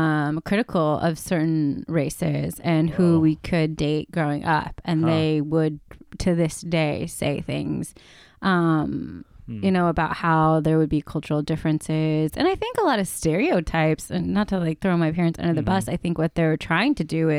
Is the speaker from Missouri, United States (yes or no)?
no; Bakersfield, California, United States; now in San Francisco, United States; we came from Bakersfield, and I find that, like, moving to San Francisco is really enlightening to learn more about.